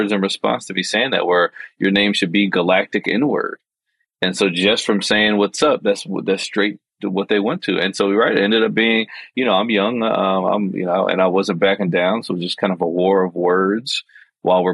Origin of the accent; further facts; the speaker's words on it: Chicago, Illinois, United States; I'm a black man growing up in Chicago in a neighborhood that's majority black and Latinx